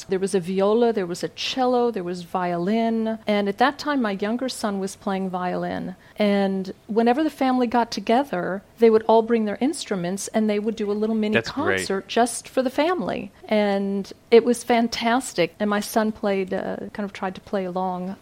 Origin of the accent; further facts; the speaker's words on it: Florida, United States; moved away; I'm a Floridian